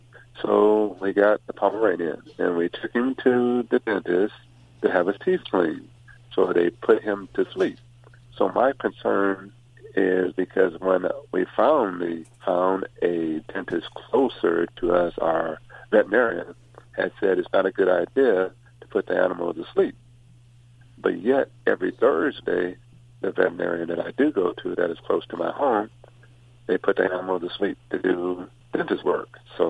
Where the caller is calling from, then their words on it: Huntington Beach, California, United States; I'm calling from Huntington Beach.